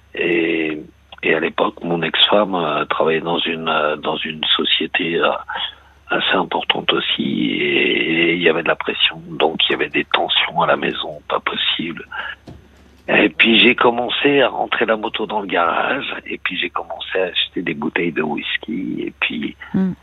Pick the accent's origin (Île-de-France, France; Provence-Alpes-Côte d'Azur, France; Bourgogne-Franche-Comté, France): Île-de-France, France; Argenteuil; now in Brittany, France; je suis de la, région parisienne, hein, je suis d'Argenteuil